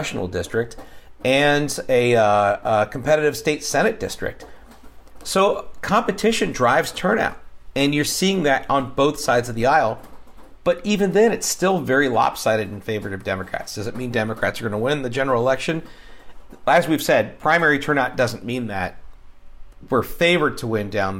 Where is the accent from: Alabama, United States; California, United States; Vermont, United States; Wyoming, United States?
California, United States; Long Beach; now in Texas, United States; my hometown of North Long Beach, California